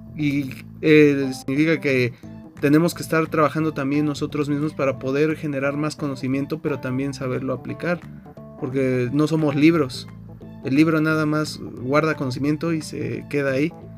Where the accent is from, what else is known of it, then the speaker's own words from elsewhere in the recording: Mexico; haber nacido y crecido en México